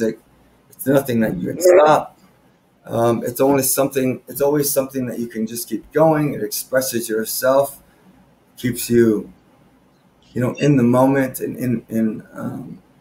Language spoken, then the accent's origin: English; Austin, Texas, United States; I've been in from Austin from 1998. My dad got a transfer over here in Coca-Cola, working for Coca. And my mom got a transfer working for the Texas State Senate